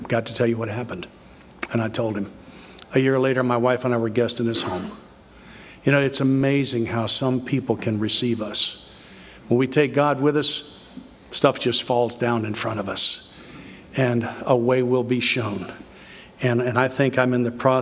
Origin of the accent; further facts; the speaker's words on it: the South, United States; I'm from the South